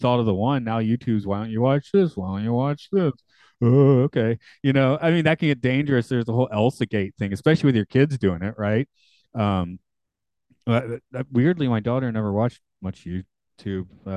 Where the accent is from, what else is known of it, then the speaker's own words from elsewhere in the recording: Atlanta, Georgia, United States; Atlanta, my hometown